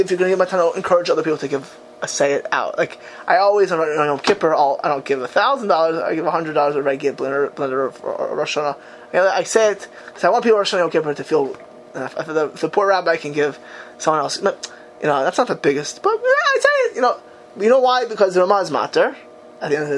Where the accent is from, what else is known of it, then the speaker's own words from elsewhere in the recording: United States; now in Israel; I'm an American. An American. You know, the American kid